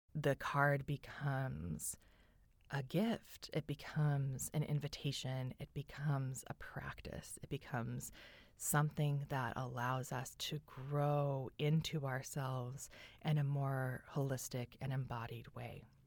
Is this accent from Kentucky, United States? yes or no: no; California, United States; I grew up in California